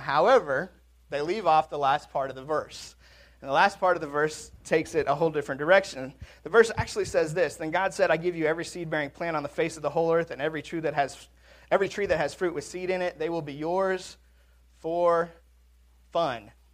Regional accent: Washington, United States; now in Mississippi, United States; I'm from Washington

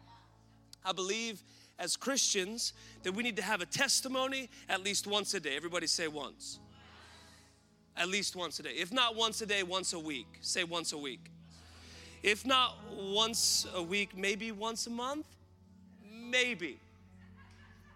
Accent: Woodland, Washington, United States; born and raised in Woodland, Washington

